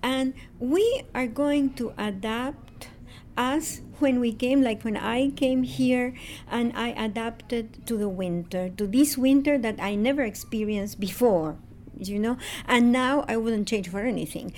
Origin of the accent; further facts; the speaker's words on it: Buenos Aires, Argentina; moved away as an adult; now in Montreal, Canada; I'm originally from Buenos Aires, Argentina, and Buenos Aires is a very humid city.